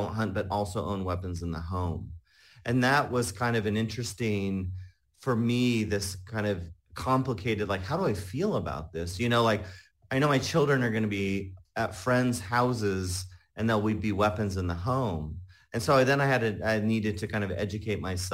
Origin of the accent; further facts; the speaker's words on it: Salinas Valley, California, United States; moved away; also born or lived in Utah; I grew up mainly in California in a rural community there in the Salinas Valley